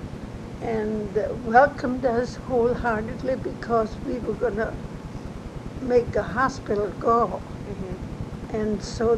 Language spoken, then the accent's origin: English; Germany; also born or lived in Savannah, Missouri; now in Marceline, United States; I grew up in Germany.